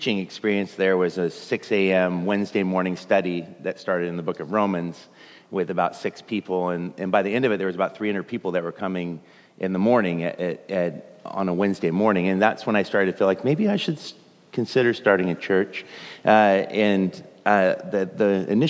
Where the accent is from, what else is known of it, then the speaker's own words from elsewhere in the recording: just outside of Portland, Oregon, United States; I grew up just outside of Portland